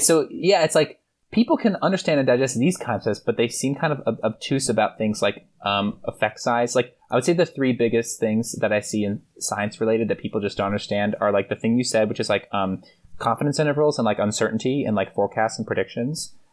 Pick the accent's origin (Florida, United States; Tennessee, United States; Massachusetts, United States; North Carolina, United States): Massachusetts, United States; Boston; also born or lived in Connecticut / Philadelphia; now in New York City, United States; I grew up mostly outside of Boston. I was born in Connecticut, lived outside of Philly for, until I was like ten, and then I spent most of my, like, adolescent time, uh, in Boston, outside of Boston, in the suburbs